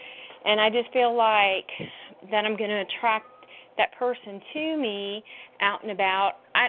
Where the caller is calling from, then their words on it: Georgia, United States; I'm actually calling from Georgia.